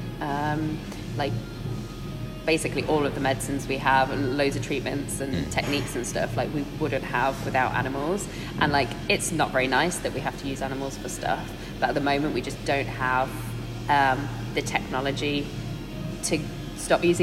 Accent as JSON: {"language": "English", "area": "the Wirral", "region": "North West England", "country": "United Kingdom", "tie": "born or raised there", "moved": "as an adult", "lives_now": "Cambridge, United Kingdom", "said": "I'm from the Wirral."}